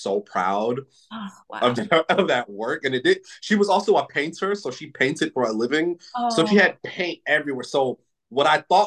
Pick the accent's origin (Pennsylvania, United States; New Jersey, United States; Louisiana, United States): New Jersey, United States; I'm not from the shore, but I'm from Jersey